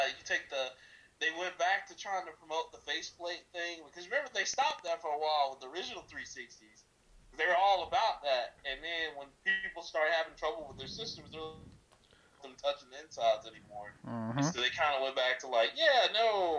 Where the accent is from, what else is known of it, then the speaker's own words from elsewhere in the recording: Montgomery, Alabama, United States; I'm from Montgomery. It's pretty rough.